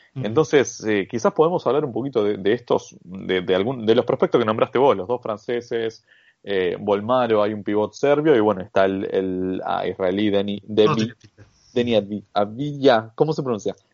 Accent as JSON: {"language": "Spanish", "country": "Argentina", "said": "yo como argentino"}